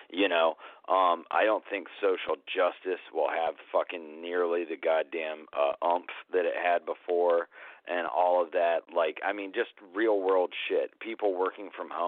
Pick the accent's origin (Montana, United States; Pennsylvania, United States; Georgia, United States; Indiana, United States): Georgia, United States; Atlanta; I grew up in Atlanta